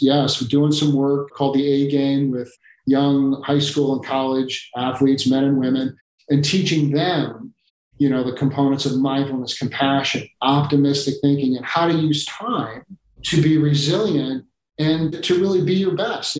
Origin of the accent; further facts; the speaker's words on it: Chicago, Illinois, United States; Chicago, my hometown